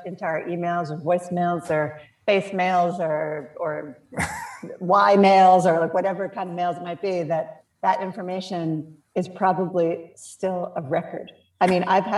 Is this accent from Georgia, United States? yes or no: no; Piscataway, New Jersey, United States; I grew up in New Jersey. I grew up in Piscataway